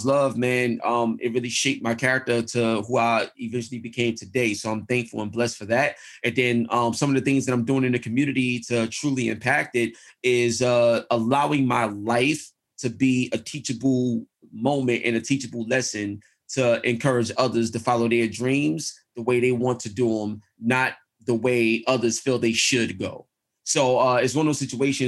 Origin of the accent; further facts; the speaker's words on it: New York City, New York, United States; I'm from East New York, Brooklyn.